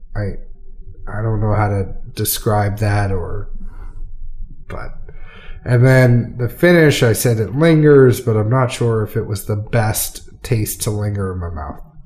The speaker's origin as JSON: {"language": "English", "region": "Massachusetts", "country": "United States", "moved": "yes", "lives_now": "Tennessee, United States", "said": "I am a an ex New Englander that now lives in Tennessee. You know, you can take the guy out of New England, can't take the New England out of the guy. So we're gonna go take it back to a little where I'm from. I mean, I'm from Massachusetts"}